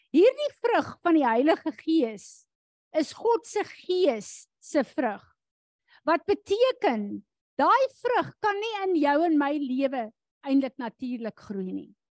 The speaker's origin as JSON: {"language": "Afrikaans", "country": "South Africa", "said": "as Afrikaners in hierdie land"}